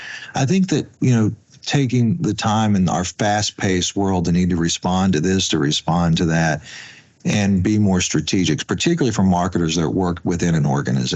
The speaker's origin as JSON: {"language": "English", "region": "West Virginia", "country": "United States", "moved": "yes", "lives_now": "Washington, D.C., United States", "said": "when I came and moved from West Virginia to Washington, D.C., in working in calls marketing, I had met some folks also from West Virginia who worked in hospice care."}